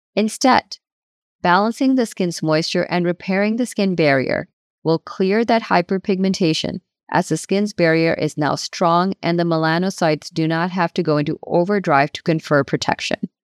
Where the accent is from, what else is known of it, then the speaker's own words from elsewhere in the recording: United States; I moved to the United States as a teenager in the early nineteen nineties